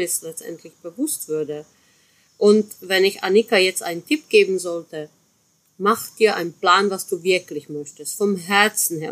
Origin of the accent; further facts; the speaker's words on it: Chemnitz area, Saxony, Germany; so bei meiner Heimat, ne? so Chemnitzer Ecke